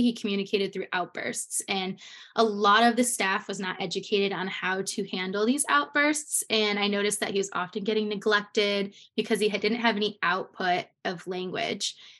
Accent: Connecticut, United States; I'm from Connecticut

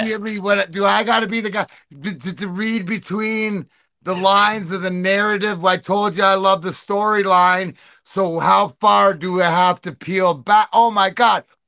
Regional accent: Canada; I'm Canadian

